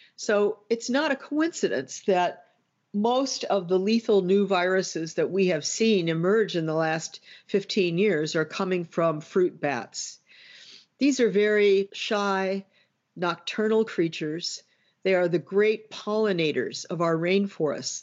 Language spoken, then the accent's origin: English; United States; as an American